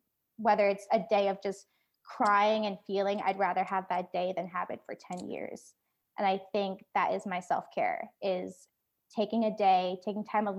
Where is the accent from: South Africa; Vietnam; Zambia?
Vietnam; Da Nang; born there; I was stuck in Ho Chi Minh City because of work, and I was born in Da Nang.